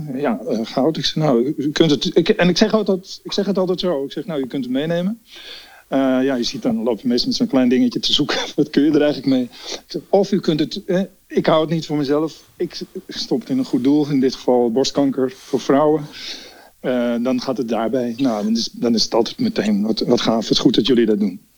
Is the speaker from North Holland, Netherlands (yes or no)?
yes; Amsterdam, North Holland, Netherlands; ik ben echt een Amsterdammer.